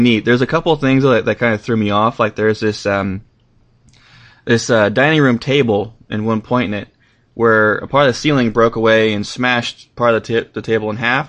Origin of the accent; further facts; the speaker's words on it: California, United States; I'm from California